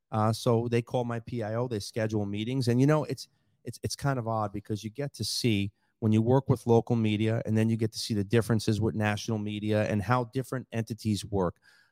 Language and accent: English; New York, United States; also born or lived in Collier County, Florida; now in Lee County, United States; I grew up in New York. It's a melting pot of culture.